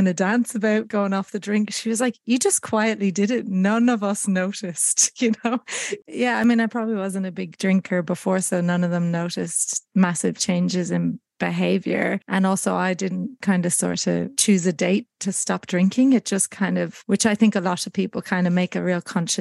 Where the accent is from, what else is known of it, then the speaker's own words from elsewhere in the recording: Ireland; moved away as an adult; also born or lived in United States; now in Australia; Growing up in Ireland and around the music industry